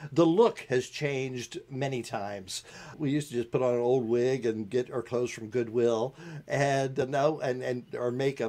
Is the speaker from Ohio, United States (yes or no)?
yes; Lima, Ohio, United States; now in Burlington, United States; I grew up in Lima, Ohio, and that's the birthplace of Phyllis Diller.